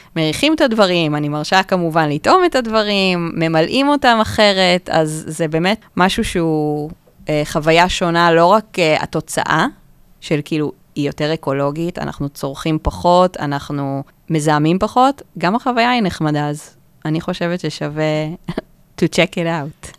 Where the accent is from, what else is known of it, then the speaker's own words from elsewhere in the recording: Kfar Saba, Central District, Israel; now in Tel Aviv, Israel; במקור אני מכפר סבא.